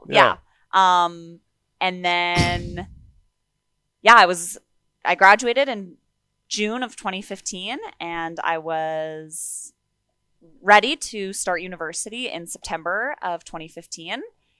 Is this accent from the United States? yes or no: no; Sherwood Park, Alberta, Canada; also born or lived in Kenora, Ontario; So I was born in Kenora, Ontario. And then my family moved out here to Sherwood Park, Alberta.